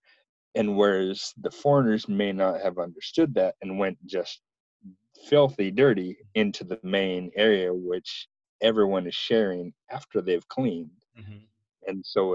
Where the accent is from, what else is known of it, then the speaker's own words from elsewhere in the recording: United States; as an American